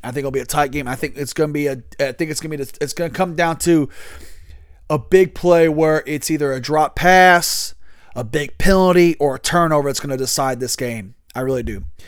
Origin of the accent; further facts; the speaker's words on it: Louisville, Kentucky, United States; I'm from Louisville, Kentucky